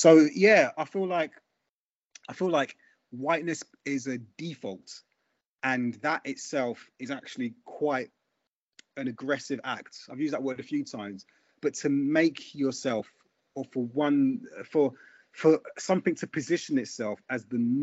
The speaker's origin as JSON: {"language": "English", "region": "London", "country": "United Kingdom", "tie": "born or raised there", "said": "I grew up in Brixton in the 80s and 90s"}